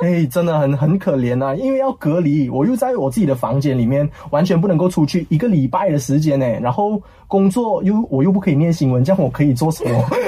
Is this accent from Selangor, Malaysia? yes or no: no; Kuala Lumpur, Malaysia; 我是一个吉隆坡男孩长大，在这边长大的